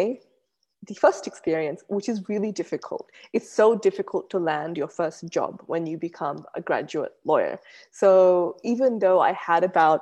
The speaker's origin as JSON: {"language": "English", "country": "Australia", "tie": "born or raised there", "said": "growing up in Australia was very unique and different to how other people would have grown up in Australia."}